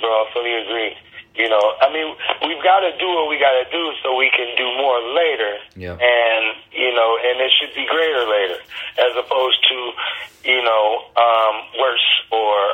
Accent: Detroit, Michigan, United States; also born or lived in Atlanta / Los Angeles / Chicago; I'm born and raised in Detroit.

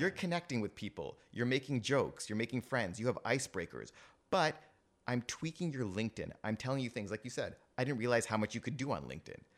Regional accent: Toronto, Ontario, Canada; also born or lived in England; I was born and raised in Toronto

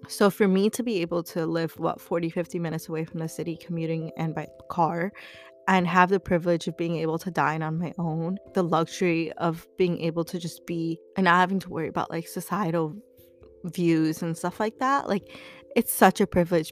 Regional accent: United States

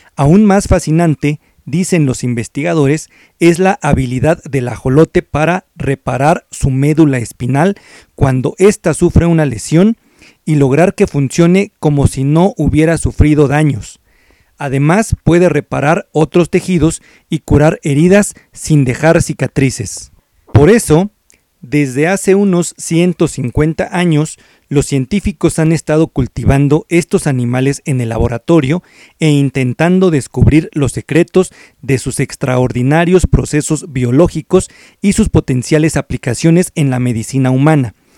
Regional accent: Mexico; nuestra identidad como mexicanos

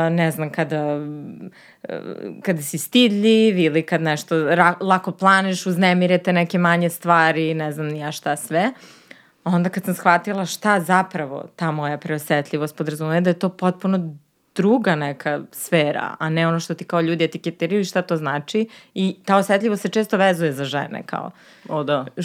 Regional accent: Jagodina, Pomoravlje District, Serbia; moved away; ja kad sam bila mala i ja sam odrasla u Jagodini

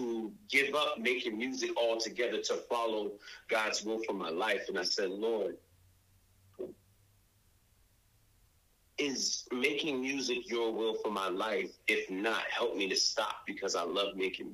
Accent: Boston, Massachusetts, United States; I moved around Boston, but I really grew up in Jamaica Plain.

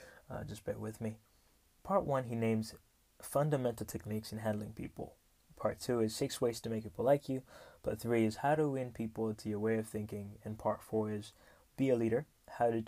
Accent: Rwanda; I come from Rwanda, the beautiful, beautiful country of 1,000 hills

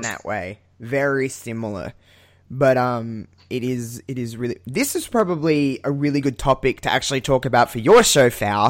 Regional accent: Adelaide, South Australia, Australia; I'm from Adelaide

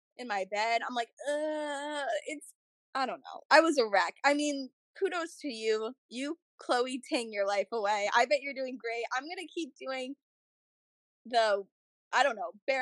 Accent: New Jersey, United States; I'm usually from North Jersey

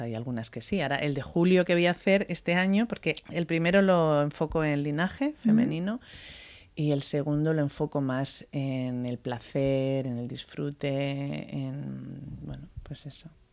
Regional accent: Spain; aunque soy española

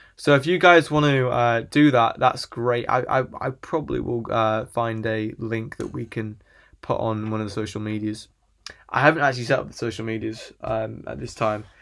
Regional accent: England, United Kingdom; I'm from England and I live in England

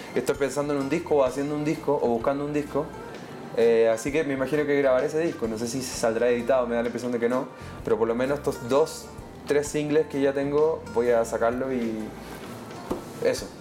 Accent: Chile; nos clasifica como chilenos, chilenas y latinoamericanos

